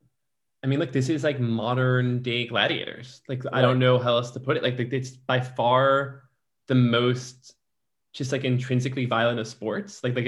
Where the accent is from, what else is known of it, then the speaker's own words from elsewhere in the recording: Detroit, Michigan, United States; also born or lived in New York; now in Los Angeles, United States; I'm from Detroit